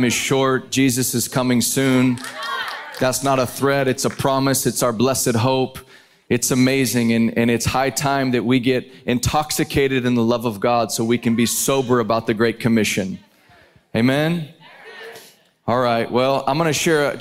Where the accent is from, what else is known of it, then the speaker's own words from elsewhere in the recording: Dallas, Texas, United States; I am from Dallas, but I have family in Cincinnati